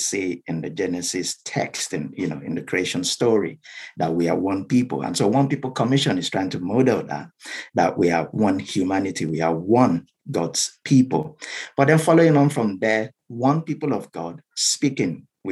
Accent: South West Nigeria, Nigeria; first language Yoruba; English is a second language; moved away as an adult; now in United Kingdom; I'm from Nigeria

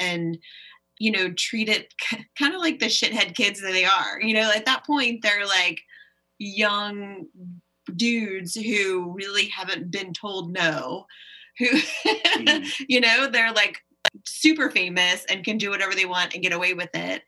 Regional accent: United States; as an American

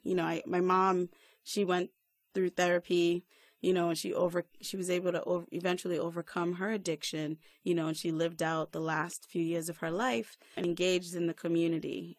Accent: Rhode Island, United States; now in Silver Spring, United States; I'm originally from Rhode Island. Shout out to all my peoples there. But right now, I'm living in Silver Spring, Maryland

